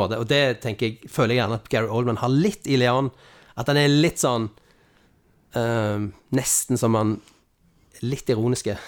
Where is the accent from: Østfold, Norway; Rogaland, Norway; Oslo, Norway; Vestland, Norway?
Rogaland, Norway; Stavanger; jeg kommer fra Carl Hammeren